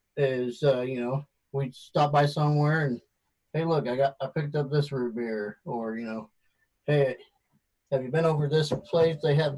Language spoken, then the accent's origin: English; Guam; born there; he was born in South Korea and I was born in Guam, but we're totally American citizens.